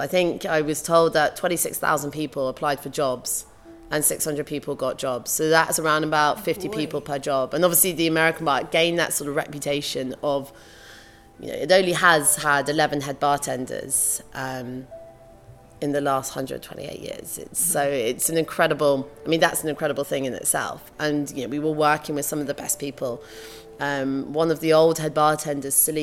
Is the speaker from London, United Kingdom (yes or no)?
yes; London, United Kingdom; Growing up in London